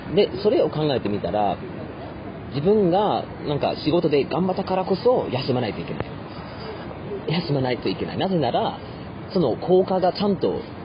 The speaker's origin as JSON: {"language": "Japanese", "country": "Germany", "also_born_or_lived": "Yamagata Prefecture, Japan", "moved": "yes", "said": "ドイツ人としてなんかドイツ人として"}